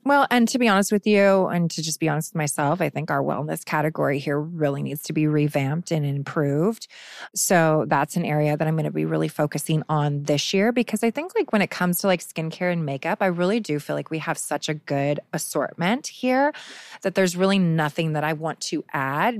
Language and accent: English; Phoenix, Arizona, United States; Phoenix, which is where I'm from